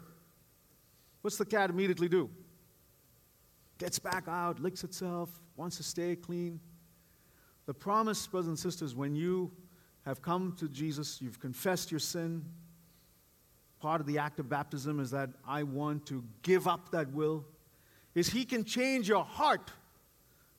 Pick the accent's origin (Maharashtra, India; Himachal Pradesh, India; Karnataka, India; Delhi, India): Karnataka, India; Bangalore; moved away as an adult; also born or lived in East Coast, United States; now in Bay Area, United States; for the 18 years that I grew up in Bangalore, India, and since then, as I came as an immigrant to this country